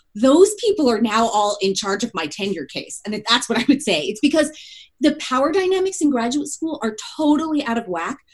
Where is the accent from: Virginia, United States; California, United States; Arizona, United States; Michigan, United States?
California, United States; moved away as an adult; also born or lived in South Bend, Indiana; I grew up in California, so I also grew up far from kind of the Haitian diasporic community